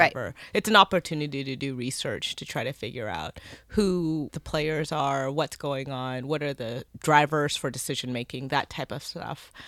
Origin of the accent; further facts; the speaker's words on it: North Carolina, United States; North Carolina. Whoop, whoop. That's my home state.